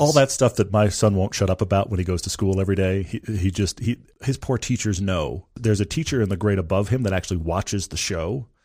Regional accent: Texas, United States; moved away; I'm originally from Texas.

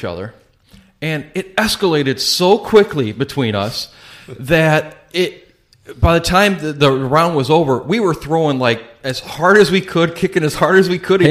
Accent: Chicago, Illinois, United States; we're from the Chicagoland area

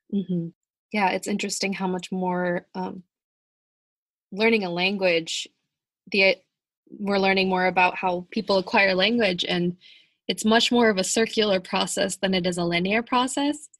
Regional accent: United States; the stereotype for Americans is just that we're

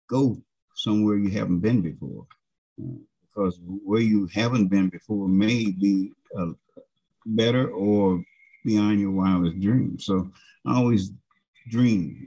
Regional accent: United States; I'm an American

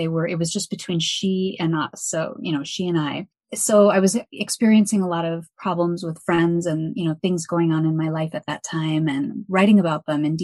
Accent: Evanston, Illinois, United States; moved away as an adult; now in Milwaukee, United States; I was born and raised in a suburb of Chicago called Evanston. So I'm from Evanston

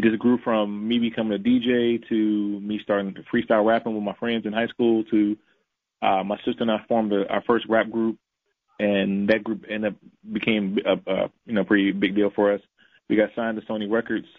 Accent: St. Louis, Missouri, United States; I grew up in St. Louis

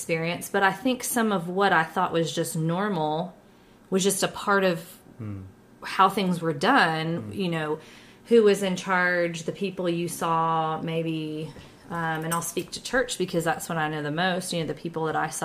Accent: Ohio, United States; moved away; also born or lived in Bible Belt; I'm actually from the North as well, ironically. I'm an Ohioan

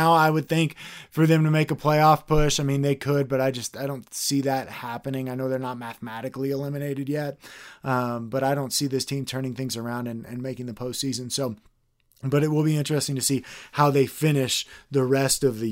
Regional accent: Texas, United States; growing up in Texas

